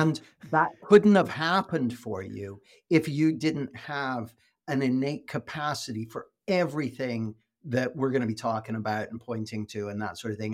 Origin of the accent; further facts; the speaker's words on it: west coast of Canada, British Columbia, Canada; moved away as an adult; now in United Kingdom; I live in the U K, but I grew up in Canada, on the west coast of Canada.